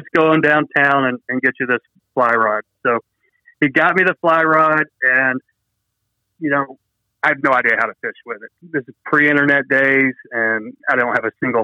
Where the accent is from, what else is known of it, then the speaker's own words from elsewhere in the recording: Dalton, Georgia, United States; also born or lived in South Carolina; in Dalton, Georgia, where I grew up in North Georgia